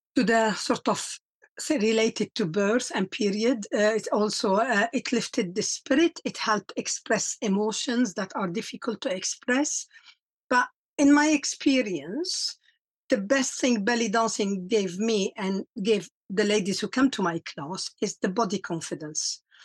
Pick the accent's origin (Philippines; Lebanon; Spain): Lebanon; moved away as an adult; also born or lived in South Africa; now in England; I am from Lebanon. Uh, I grew up and, and I lived 20 years of war